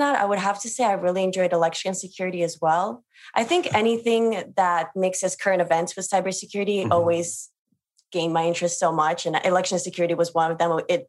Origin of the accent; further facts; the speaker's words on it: Russia; moved away; I'm actually from Russia and I have family that is still in Russia. My grandparents are actually in Siberia